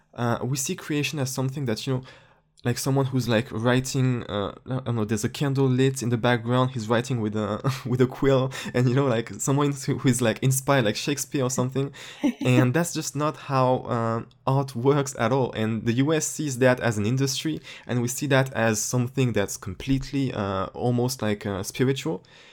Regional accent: France; English is a second language; Yeah. And that's like it's weird because I'm from France, and in France everything is a bit smaller than the US

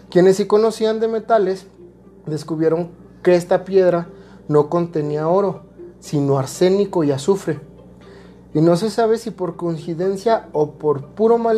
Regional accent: Guadalajara, Jalisco, Mexico; Yo soy de Guadalajara y en una ocasión vine de vacaciones para Semana Santa.

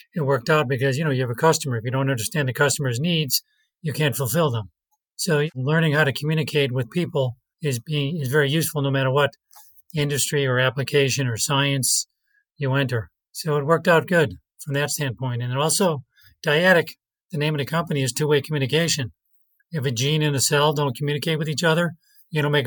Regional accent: Chicago, Illinois, United States; also born or lived in Iowa / Jupiter, Florida; I was born in Chicago, Illinois

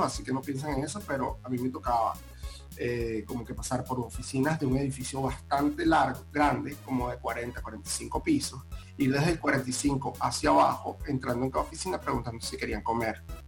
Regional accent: Venezuela; moved away as an adult; now in Panama; ambos somos venezolanos

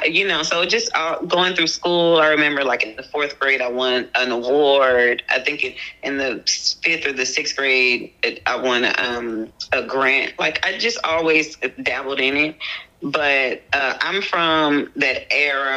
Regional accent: Houston, Texas, United States; I'm from Houston, Texas

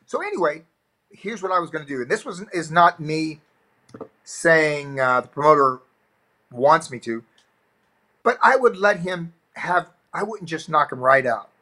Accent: Florida, United States; I grew up in the South in in, in America. In the Florida is considered the South

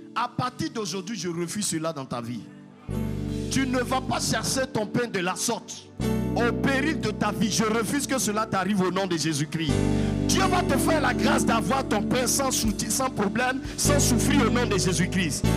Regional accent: Yamoussoukro, Côte d’Ivoire; je viens de la Côte d'Ivoire, précisément à Yamsokro, la capitale, la plus belle ville au monde

